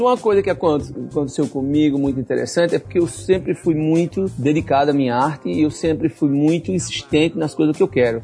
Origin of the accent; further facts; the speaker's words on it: Jaboatão dos Guararapes, Pernambuco, Brazil; moved away as an adult; also born or lived in Recife; now in Miami, United States; Eu nasci lá num, num lugar que chama-se Jaboatão